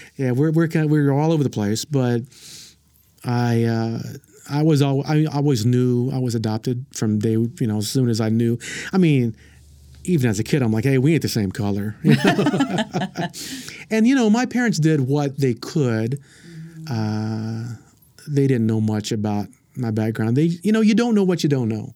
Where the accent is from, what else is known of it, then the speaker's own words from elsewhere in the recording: Frederick, Oklahoma, United States; I grew up in, if you ever heard of Frederick, Oklahoma